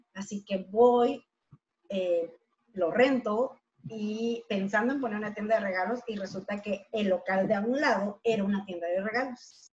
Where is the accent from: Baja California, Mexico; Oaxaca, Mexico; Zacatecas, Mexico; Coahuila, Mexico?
Baja California, Mexico; Tijuana; yo nací aquí en Tijuana